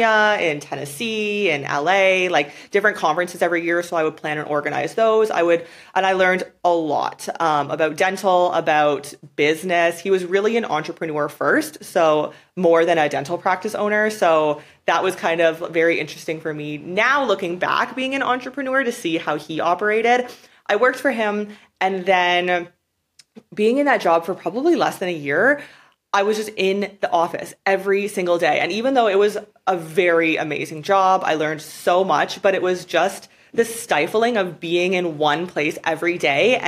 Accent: Canada; moved away as an adult; I was born in Canada. Like I guess technically I'm from Canada. I lived there till I was like 22 years old for the most part.

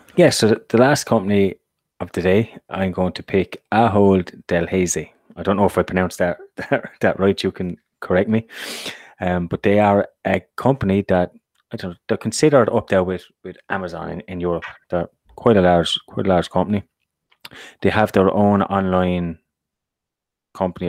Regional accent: Ireland; from an Irish perspective, we've been hit massively now by Brexit

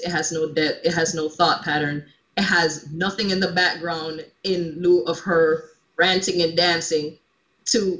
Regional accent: Jamaica; I'm a Caribbean born woman. I'm born from Jamaica, if you can't already tell by my accent

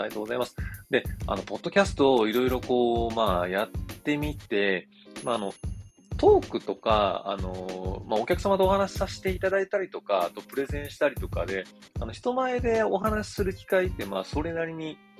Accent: Kyoto, Japan; accent: Kansai-ben; moved away; also born or lived in Tokyo; 東京に来ると、あの、京都から来ました

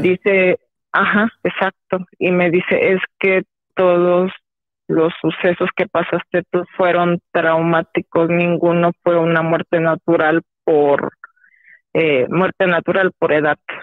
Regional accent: State of Mexico, Mexico; del Estado de México

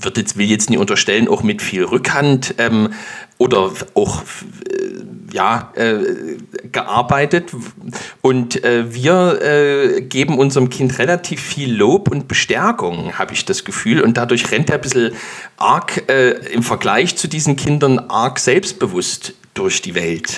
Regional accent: Dresden, Saxony, Germany; muss ich als Dresdner

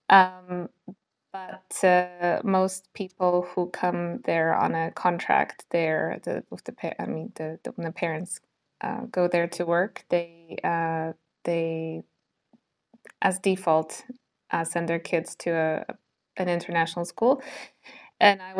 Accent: Poland; English is a second language; also born or lived in Singapore; my story begins when I was six months old and I moved to Singapore. And we moved there for six years. And then I came back to Poland, uh, went here for uh, one and a half years.

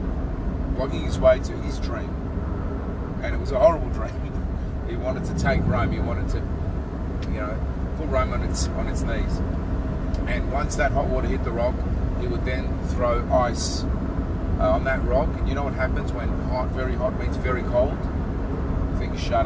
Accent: Sydney, New South Wales, Australia; also born or lived in Melbourne, Australia; I was born in Melbourne and was moved out of Melbourne at the age of 11 to live in Sydney.

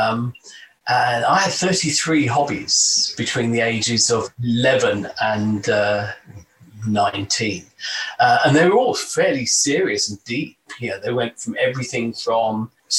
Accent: London, United Kingdom; moved away; I was born and raised in London, in the East End, in pretty much poverty, actually.

